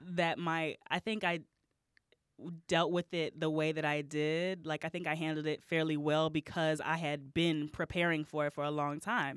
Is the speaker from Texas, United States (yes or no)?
yes; Texas, United States; moved away as an adult; also born or lived in Alabama / Augusta, Georgia / Washington, D.C. / Dallas; now in Chicago, United States; I grew up in Texas